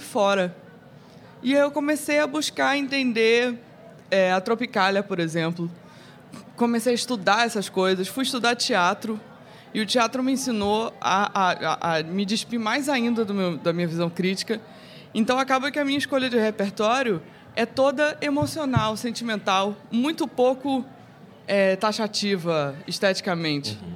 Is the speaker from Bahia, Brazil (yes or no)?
no; Rio de Janeiro, Brazil; Eu cresci na Zona Sul Carioca